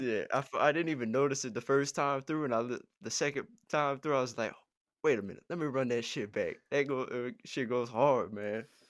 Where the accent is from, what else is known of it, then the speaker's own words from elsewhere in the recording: Ponchatoula, Louisiana, United States; I'm from Pawn and Share